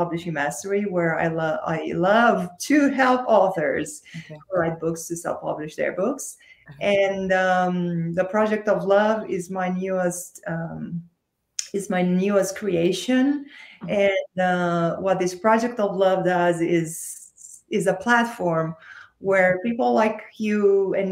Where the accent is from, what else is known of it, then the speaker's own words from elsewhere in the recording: Romania; moved away as an adult; now in United States; I'm originally from Romania. So I was still in Romania at that time.